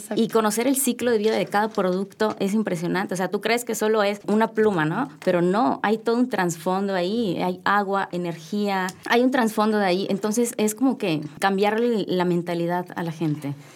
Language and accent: Spanish; Yucatán, Mexico; yo soy de Yucatán